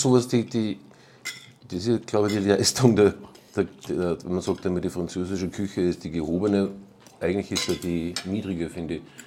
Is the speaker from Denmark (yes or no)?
no; Braunau am Inn, Upper Austria, Austria; now in Salzburg, Austria; in Braunau am Inn, ähm, die, meine Heimatstadt